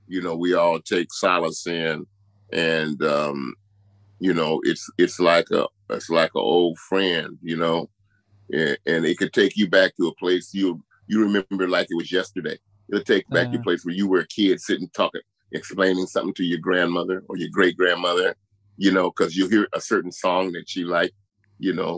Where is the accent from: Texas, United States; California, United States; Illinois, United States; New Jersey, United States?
California, United States; San Francisco; I moved to San Francisco when I was about 3 years old